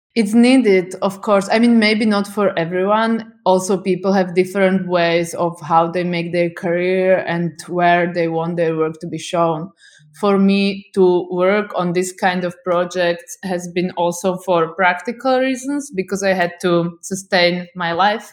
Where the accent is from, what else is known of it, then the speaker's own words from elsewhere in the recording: Bratislava, Bratislava Region, Slovakia; I'm from Slovakia, I'm from capital city, Bratislava